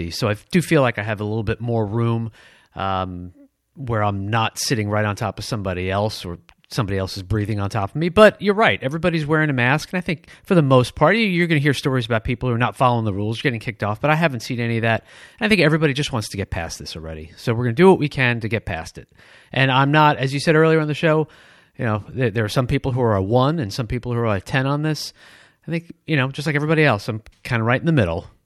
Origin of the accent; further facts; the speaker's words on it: Detroit, Michigan, United States; but I grew up in Michigan. Remember, it's Detroit.